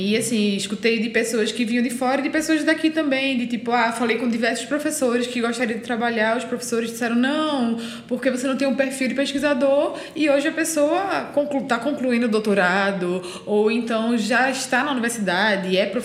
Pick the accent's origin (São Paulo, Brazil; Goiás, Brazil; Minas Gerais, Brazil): São Paulo, Brazil; now in Recife, Brazil; Ninguém acreditou em mim quando eu vim de São Paulo para Recife, né? Porque eu era de São Paulo